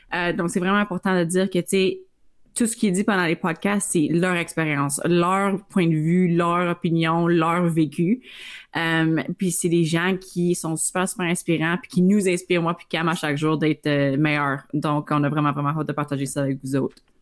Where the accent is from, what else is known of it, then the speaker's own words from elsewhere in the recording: Iroquois Falls, Ontario, Canada; je viens euh, du nord d'Ontario, fait que je viens de la petite ville d'Iroquois Falls